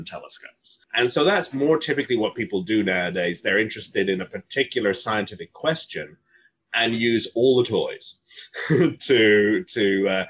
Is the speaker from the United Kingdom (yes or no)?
yes; Northern England, United Kingdom; moved away; walking home from school in Northern England. I grew up mostly in England